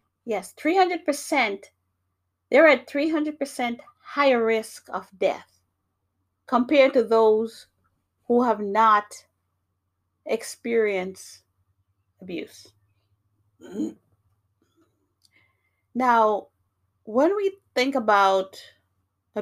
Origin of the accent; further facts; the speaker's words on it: New York, United States; also born or lived in Jamaica; now in Massachusetts, United States; I was born in Jamaica, beautiful island. I grew up in New York, very busy place, but I now live in Massachusetts